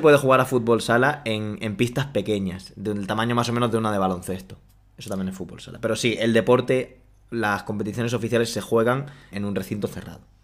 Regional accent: Spain; aquí en España

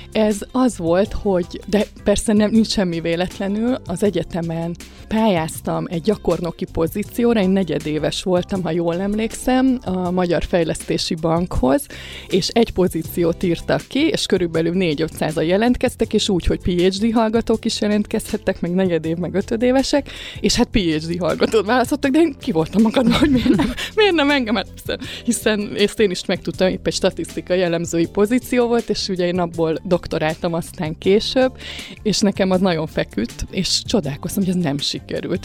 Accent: Kaposvár, Somogy, Hungary; moved away; also born or lived in Budapest; én Kaposvári vagyok eredetileg

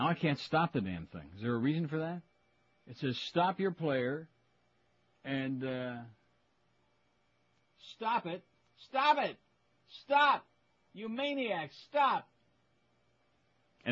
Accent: Rochester, New York, United States; moved away; growing up in Rochester, we couldn't hear WMCA

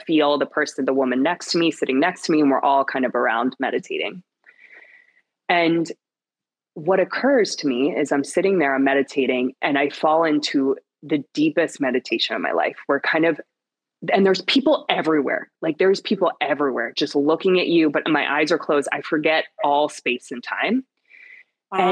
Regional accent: Pennsylvania, United States; moved away as an adult; now in New York City, United States; I am born and raised in Pennsylvania

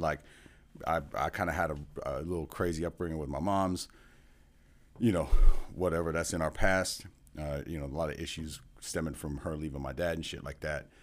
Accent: California, United States; also born or lived in Seattle; now in Kansas City, United States; I'm from California originally

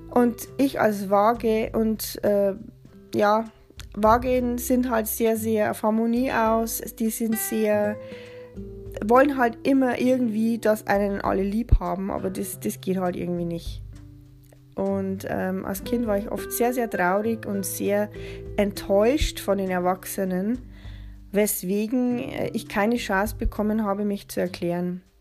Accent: Bavaria, Germany; Ich bin 1976 in Bayern geboren, in der schönen Oberpfalz. Den größten Teil meines Lebens habe ich auf dem Bauernhof verbracht, auf dem meine Mutter geboren ist.

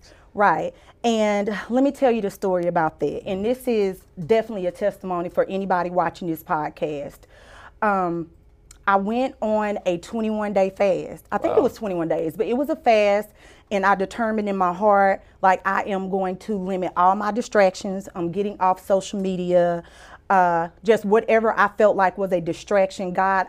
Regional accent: Mansfield, Louisiana, United States; I was a little girl who was born in Mansfield, Louisiana.

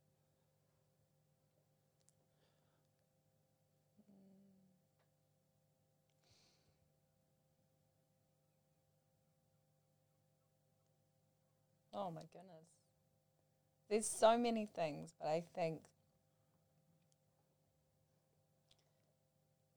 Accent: Manurewa, Auckland, New Zealand; I grew up in Manurewa

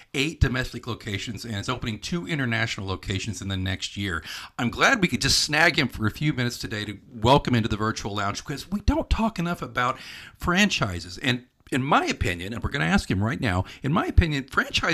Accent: Oklahoma, United States; I grew up in Oklahoma

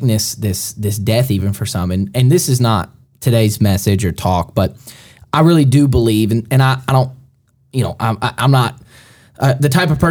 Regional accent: Alabama, United States; I grew up, I was born in Alabama and finished my schooling in Alabama

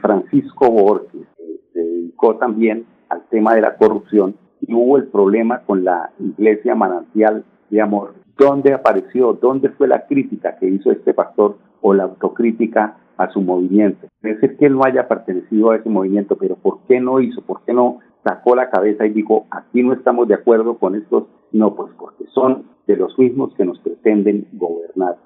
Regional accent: Colombia; todos somos colombianos

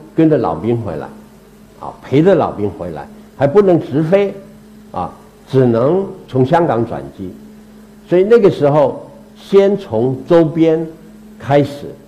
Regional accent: Taiwan; also born or lived in Meizhou, Guangdong (ancestral); 我到台湾是第八代，第八代，我的开台，我来台的第一代这个祖先叫做梅申公

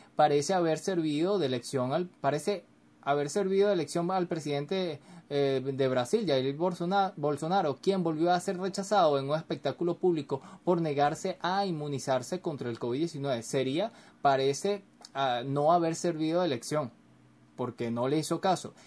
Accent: Venezuela; aquí en Venezuela, yo soy venezolano

